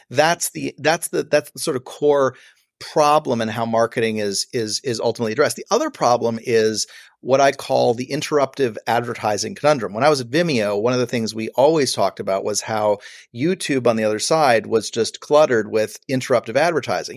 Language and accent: English; Buffalo, New York, United States; moved away as an adult; also born or lived in Los Angeles; I'm a kid from Buffalo, New York